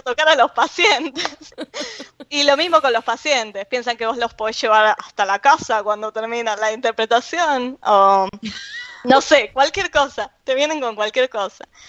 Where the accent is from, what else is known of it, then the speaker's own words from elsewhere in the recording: Argentina; accent: Argentine; moved away; soy argentina